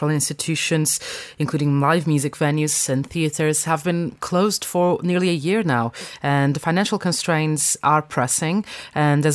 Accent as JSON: {"language": "English", "country": "Portugal", "moved": "yes", "lives_now": "London, United Kingdom", "said": "my home country of Portugal"}